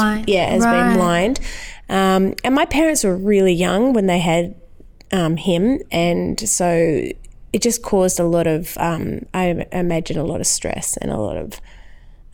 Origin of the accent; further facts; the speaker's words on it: Perth, Western Australia, Australia; moved away as an adult; also born or lived in Geraldton, Western Australia; now in Sydney, Australia; so I grew up in Perth and then my dad was a police officer and so he was transferred to Geraldton. So although I lived in Perth for about 11 years, my teenage formative years, I guess, were in Geraldton.